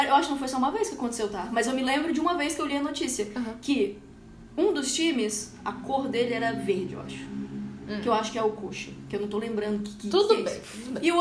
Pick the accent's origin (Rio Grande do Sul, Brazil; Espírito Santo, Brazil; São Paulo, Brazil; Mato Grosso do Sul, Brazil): Espírito Santo, Brazil; Eu sou do Espírito Santo.